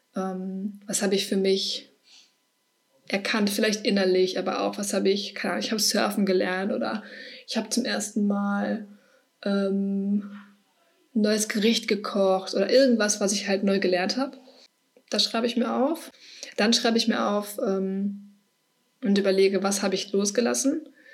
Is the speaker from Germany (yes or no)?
yes; Herne, North Rhine-Westphalia, Germany; also ich komme aus Herne, vielleicht kennt das irgendwer, ich weiß nicht, aus dem Ruhrgebiet.